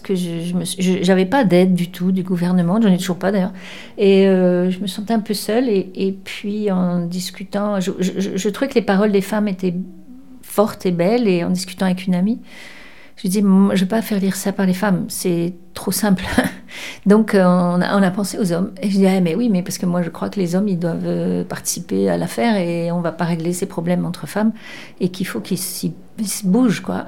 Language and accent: French; Cannes, Provence-Alpes-Côte d'Azur, France; moved away as an adult; also born or lived in Bordeaux region (born, Caudéran) / Paris; je vivais à Cannes et, euh, et je, je suis née dans la région, là, de Bordeaux, je suis née à Codeyran, mais j'ai, je suis partie très jeune à Cannes